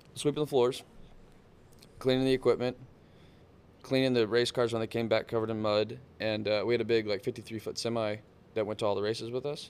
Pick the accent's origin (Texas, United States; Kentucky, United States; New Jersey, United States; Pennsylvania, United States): Texas, United States; South; I grew up in down in South Texas, like, on the coast.